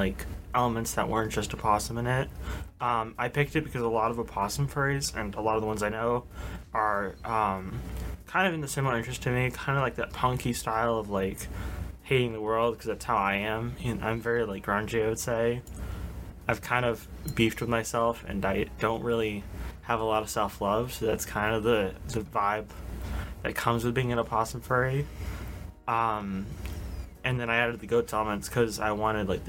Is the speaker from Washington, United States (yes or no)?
no; Massachusetts, United States; I'm from Massachusetts